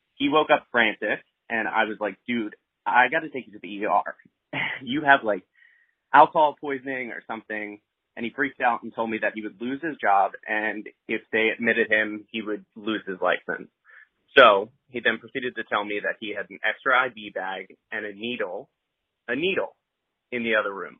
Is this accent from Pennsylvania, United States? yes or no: yes; Philadelphia, Pennsylvania, United States; I'm from Philly